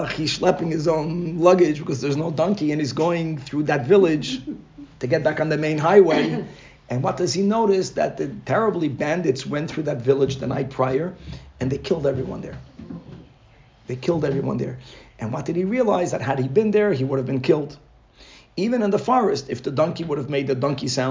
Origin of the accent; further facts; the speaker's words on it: Brazil; moved away; I grew up in Brazil